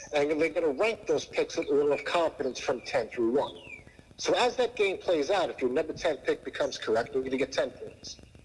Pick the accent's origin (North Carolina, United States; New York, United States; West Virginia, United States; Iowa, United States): New York, United States; Long Island; I grew up on Long Island, New York.